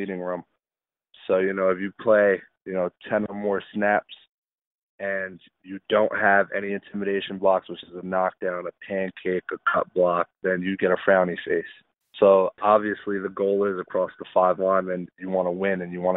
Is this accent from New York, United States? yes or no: yes; New York City, New York, United States; I'm from the Bronx, New York